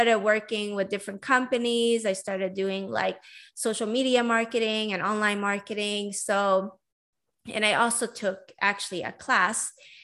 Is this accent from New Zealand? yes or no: no; Sweden; moved away as an adult; also born or lived in Iran / San Diego, United States / Vancouver, Canada; now in Los Angeles, United States; I'm basically Iranian. I was born in Iran and I grew up in Sweden. And I was raised in Sweden all the way until I was 22